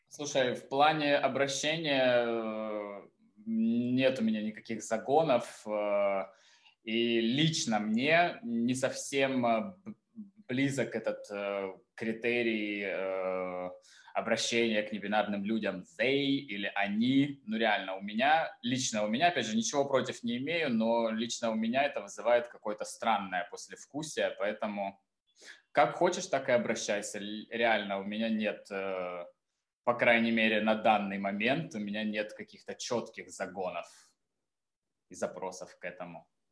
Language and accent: Russian; Taganrog, Rostov Oblast, Russia; also born or lived in Moscow / Saint Petersburg / Florence; now in Tbilisi, Georgia; я родился в Таганроге